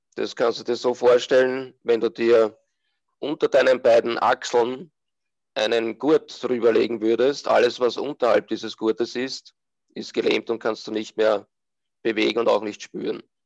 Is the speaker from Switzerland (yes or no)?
no; Austria; bin aus Österreich